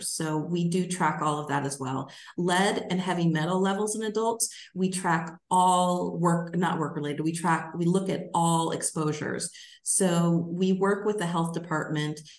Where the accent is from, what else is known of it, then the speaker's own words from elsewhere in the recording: Alaska, United States; now in Michigan, United States; I grew up in Alaska